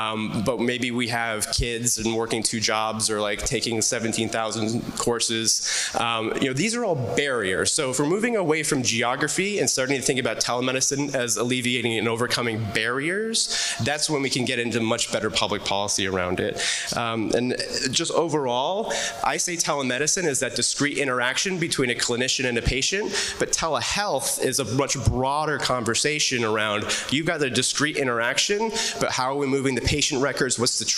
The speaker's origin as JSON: {"language": "English", "town": "Anchorage", "region": "Alaska", "country": "United States", "tie": "born there", "said": "No joke, I was born in Anchorage, Alaska."}